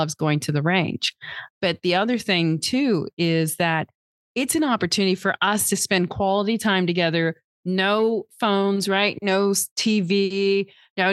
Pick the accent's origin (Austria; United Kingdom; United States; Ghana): United States; Texas; now in Milwaukee, United States; I'm originally from Texas.